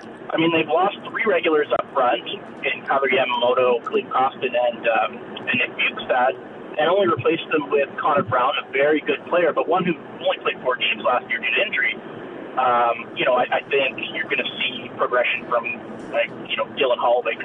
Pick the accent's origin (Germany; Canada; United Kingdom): Canada; Southern Ontario; now in Edmonton, Canada; I'm from Southern Ontario